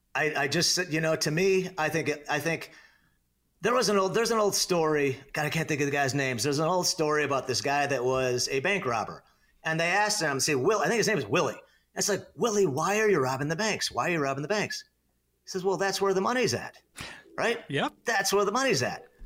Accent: Naperville, Illinois, United States; moved away as an adult; now in Arizona, United States; I was born and raised in Northern Illinois. Um, you know, lived in the western suburbs of Chicago, born in the great town of Naperville, Illinois

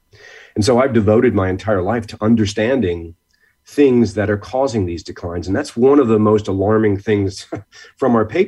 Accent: Norwalk, Connecticut, United States; growing up in Connecticut, I grew up in Norwalk, Connecticut, spent a lot of time at places like the Westport Nature Center and in New Haven.

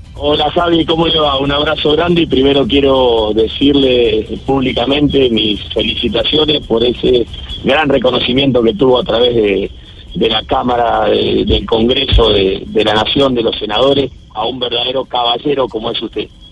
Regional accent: Argentina; como argentino

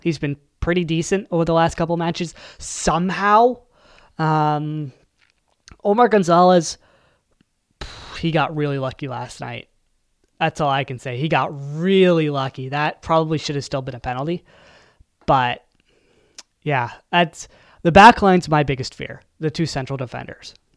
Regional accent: Canada; as a Canadian

